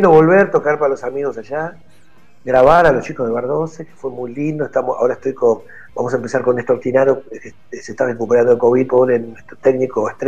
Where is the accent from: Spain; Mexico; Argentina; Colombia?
Argentina; es muy difícil en un país de Argentina, como Argentina que tiene poco resto económico, la gente. No somos un país europeo que tenemos resto económico.